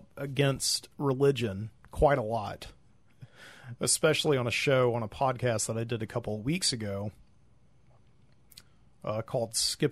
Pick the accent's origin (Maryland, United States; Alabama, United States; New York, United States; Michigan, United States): Alabama, United States; Birmingham; my hometown of Birmingham